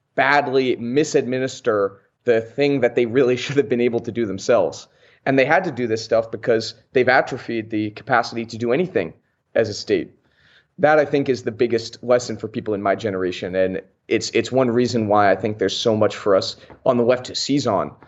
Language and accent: English; United States; as American leftists